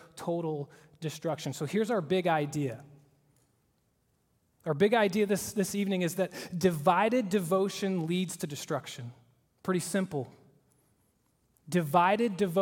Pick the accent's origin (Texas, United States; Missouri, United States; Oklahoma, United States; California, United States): Oklahoma, United States; moved away; I am from the great state of Oklahoma